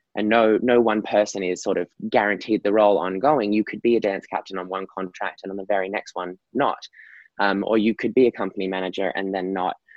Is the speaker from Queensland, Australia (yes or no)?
yes; Gold Coast, Queensland, Australia; I'm Australian. I am from a beautiful beach town in Australia called the Gold Coast. That's where I sort of got my kickstart to dancing